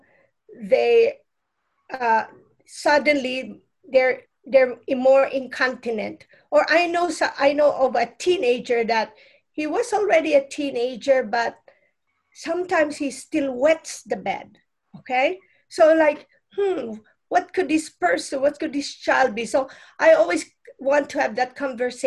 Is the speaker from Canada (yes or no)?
no; Philippines; now in United States; I'm come from the Philippines. Our lineage has a lot of intuitive ways of healing